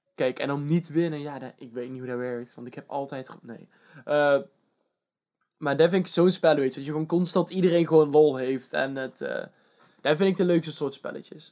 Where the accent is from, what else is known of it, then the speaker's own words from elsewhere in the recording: Netherlands; wij als Nederlanders